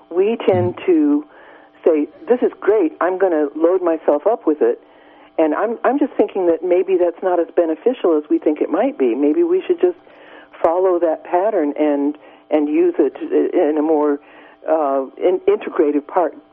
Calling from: Garberville, California, United States; I'm uh, grateful for your show. Um, I, I'm from Garberville

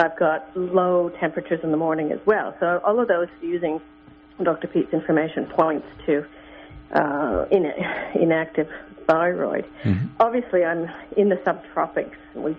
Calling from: Australia

